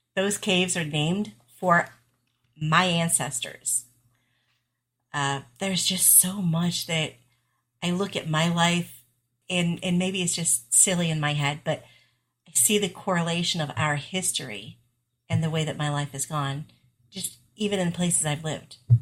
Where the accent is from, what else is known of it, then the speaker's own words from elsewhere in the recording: central New York, United States; moved away; also born or lived in southern Indiana; I grew up in central New York